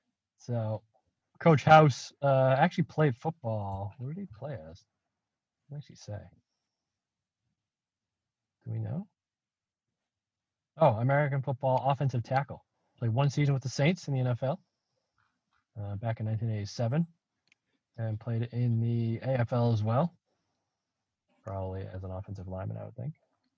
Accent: South East England, United Kingdom; I'm from Hampshire.

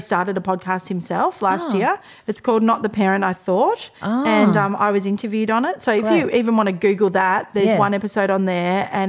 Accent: Australia; We're so Australian.

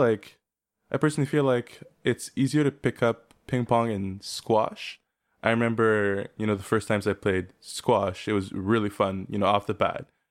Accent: South Shore, Quebec, Canada; I grew up in Quebec on the South Shore.

